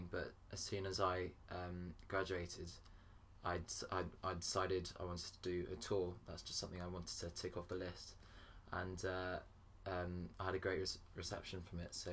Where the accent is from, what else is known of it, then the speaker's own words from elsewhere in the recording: Paris, Île-de-France, France; now in Winchester, United Kingdom; originally I, I grew up in Paris, and then I moved to Winchester